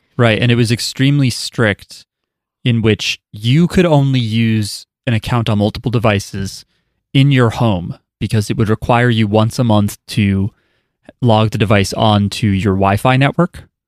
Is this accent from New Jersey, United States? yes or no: yes; New Jersey, United States; I'm from New Jersey